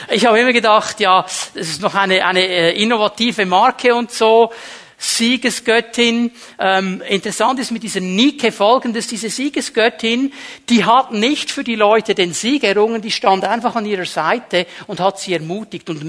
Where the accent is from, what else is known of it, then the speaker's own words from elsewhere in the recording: Zürich, Switzerland; ich bin nicht in Bern aufgewachsen. In Zürich haben wir gesagt, der Pfeufer und Zweckli.